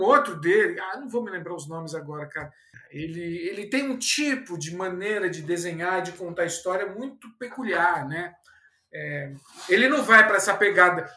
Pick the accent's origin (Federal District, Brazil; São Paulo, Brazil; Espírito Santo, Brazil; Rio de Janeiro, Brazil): São Paulo, Brazil; also born or lived in Fortaleza; eu sou paulistano